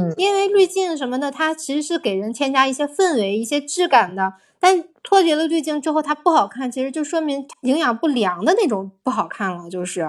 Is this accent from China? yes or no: yes; China; 我们中国人